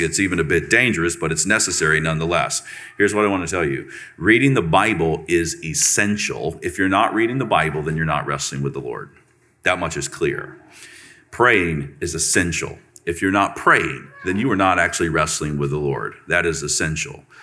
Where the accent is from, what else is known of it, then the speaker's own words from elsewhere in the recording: Central Florida, United States; I'm from Florida, Central Florida, real Florida.